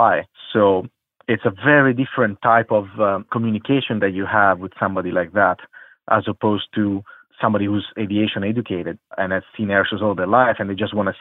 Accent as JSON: {"language": "English", "country": "Italy", "also_born_or_lived": "Qatar / Turkey", "moved": "as an adult", "said": "I'm from Italy"}